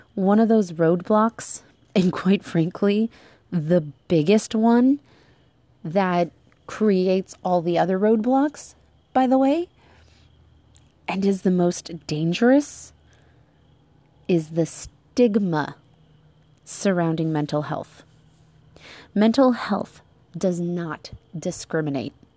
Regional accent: United States; moved away; my home country of the United States

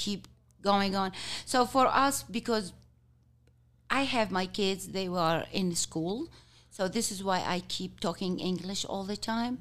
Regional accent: Kuwait; English is a second language; also born or lived in Jordan; now in Utah, United States; I born and raised in Kuwait till I get, um, go to Jordan to study

